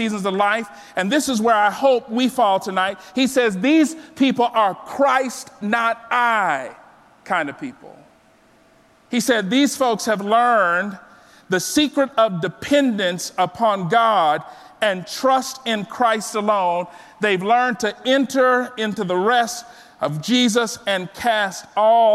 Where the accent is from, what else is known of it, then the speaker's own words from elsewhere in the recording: South Texas, United States; I was born and raised in South Texas